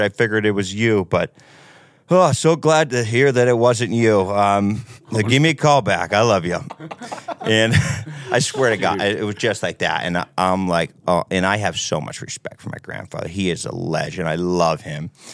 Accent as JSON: {"language": "English", "town": "Seabrook", "region": "New Hampshire", "country": "United States", "tie": "born or raised there", "said": "I'm from Seabrook, New Hampshire, right on the coast, right on the Massachusetts border. Born and raised"}